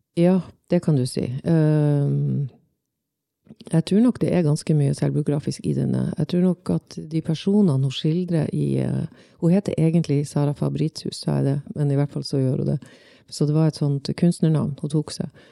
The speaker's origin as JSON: {"language": "Norwegian", "town": "Svolvær", "region": "Nordland", "country": "Norway", "tie": "born or raised there", "said": "Jeg vokste opp i Svolvær"}